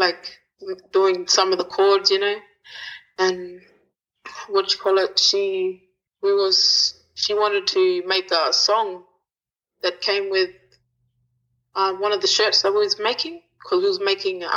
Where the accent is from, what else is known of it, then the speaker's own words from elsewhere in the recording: South Australia, Australia; now in Norseman, Australia; I'm originally from South Australia, but I'm living in Norseman now.